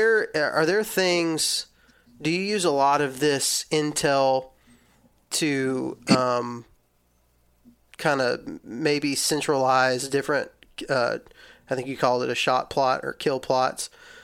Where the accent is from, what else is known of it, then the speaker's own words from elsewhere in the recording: Texas, United States; and I'm from Texas, so this is definitely what people do in Texas